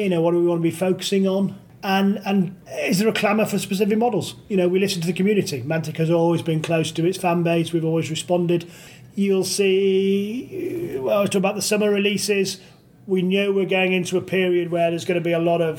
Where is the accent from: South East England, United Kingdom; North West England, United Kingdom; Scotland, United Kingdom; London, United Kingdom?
North West England, United Kingdom; Manchester; accent: nondescript Northern; moved away as an adult; also born or lived in Leeds; now in Nottingham, United Kingdom; I grew up in Manchester, but just south of Manchester, so I didn't get a proper Manchester accent.